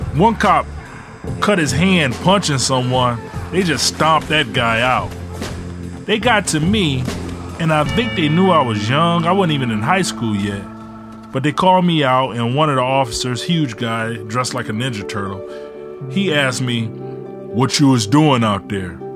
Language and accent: English; Ecorse, Michigan, United States; also born or lived in Detroit; When my mom left my dad, we moved from Detroit to Ecorse